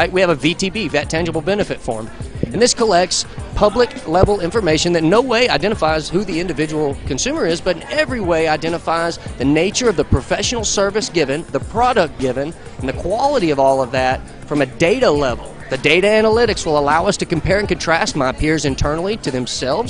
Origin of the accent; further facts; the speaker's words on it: Texas, United States; Lake Texoma, Texas, Tanglewood Resort Marina, my hometown